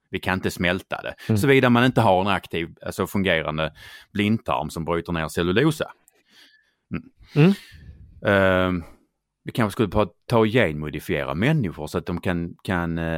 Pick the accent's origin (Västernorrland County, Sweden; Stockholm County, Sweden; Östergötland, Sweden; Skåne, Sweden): Skåne, Sweden; accent: Scanian; Det är för att jag pratar skånska.